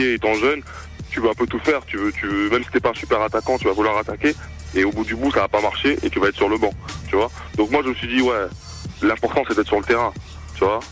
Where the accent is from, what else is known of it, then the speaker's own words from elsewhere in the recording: Toulouse, Occitania, France; moved away; also born or lived in Clermont-Ferrand / Vichy; je suis de Toulouse à la base mhm. et j'ai commencé dans, le club de mon quartier du Mirail